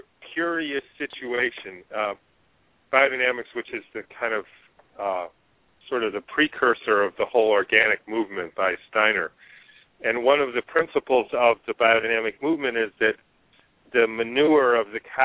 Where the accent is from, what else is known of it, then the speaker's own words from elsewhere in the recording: Detroit, Michigan, United States; moved away as an adult; also born or lived in Swaziland / New Hampshire; I was born and raised in Detroit, Michigan